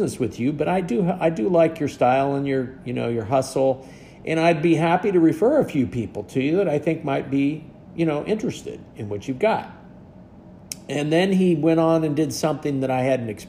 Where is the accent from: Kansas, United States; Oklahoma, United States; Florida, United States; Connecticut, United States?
Kansas, United States; western; born or raised there